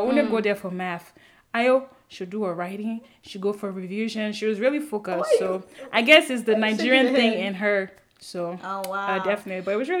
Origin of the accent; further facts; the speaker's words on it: Côte d’Ivoire; first language French; English is a second language; also born or lived in Liberia; now in United States; I'm a Liberian by parents, but I was originally born in Ivory Coast, so French was my first language.